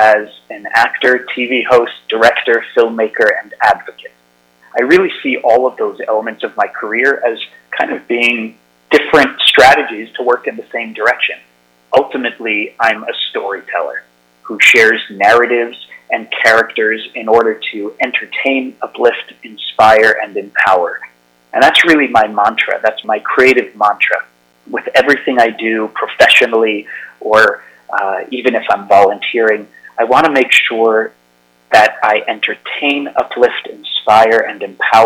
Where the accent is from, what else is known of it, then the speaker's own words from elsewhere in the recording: United States; As an American, I'm especially frightened because I live here in America